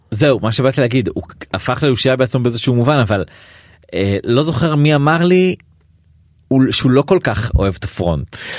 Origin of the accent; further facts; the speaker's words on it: Atlit, Haifa District, Israel; also born or lived in Tel Aviv; now in Haifa, Israel; גרתי, גדלתי בעתלית